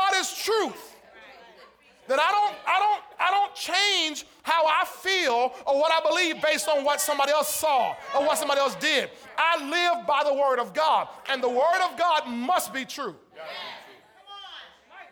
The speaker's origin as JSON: {"language": "English", "town": "St. Petersburg", "region": "Florida", "country": "United States", "tie": "born or raised there", "said": "I was raised in St. Petersburg. I'm not Greek"}